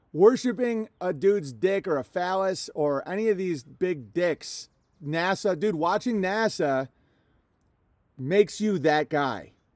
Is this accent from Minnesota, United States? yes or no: yes; Minnesota, United States; as a Minnesotan